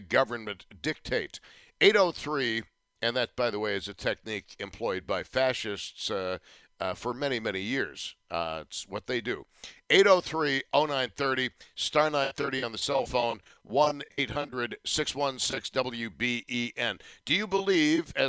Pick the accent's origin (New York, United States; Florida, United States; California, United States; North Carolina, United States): New York, United States; Tonawanda; the various schools I attended, Brighton Elementary, Benjamin Franklin Junior High School, Kenmore East, and then UB